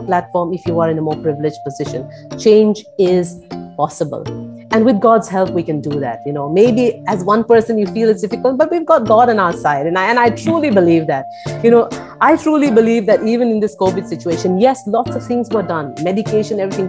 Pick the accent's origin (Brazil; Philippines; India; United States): India; Mizoram; now in Delhi, India; I am actually from Northeast India, from a small state called Mizoram, and I live in Delhi